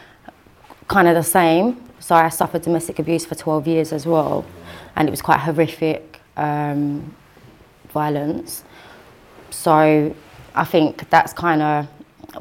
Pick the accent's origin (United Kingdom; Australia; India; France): United Kingdom; Dagenham, London; born or raised there; also born or lived in Peckham, London / Basildon, Essex